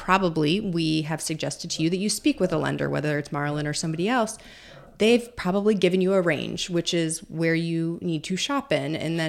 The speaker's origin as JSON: {"language": "English", "region": "Illinois", "country": "United States", "tie": "born or raised there", "said": "Yeah, I think I grew up like outside of Chicago, and I was talking to my sister about this because she still lives there."}